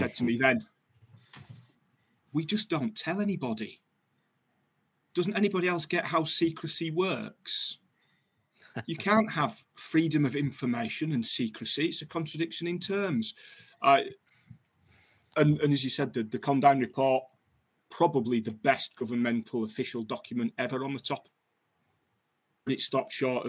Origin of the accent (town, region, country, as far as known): United Kingdom